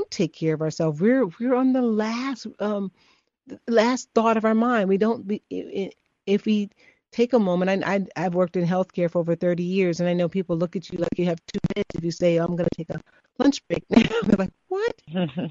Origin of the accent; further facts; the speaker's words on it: Chicago, Illinois, United States; I'm from Chicago